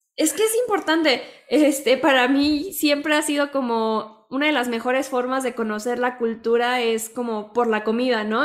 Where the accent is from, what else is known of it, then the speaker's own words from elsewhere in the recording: Mexico; lo que somos los mexicanos